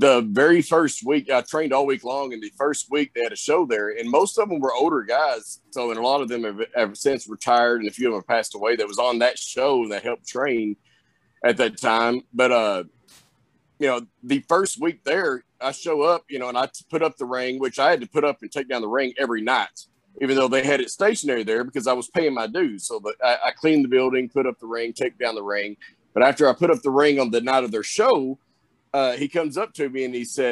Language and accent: English; the South, United States; accent: Southern; I've got that Southern accent, that Southern drawl